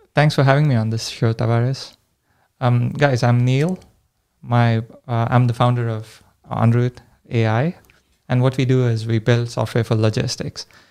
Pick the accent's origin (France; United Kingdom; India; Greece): India; moved away as an adult; now in United States; I grew up in India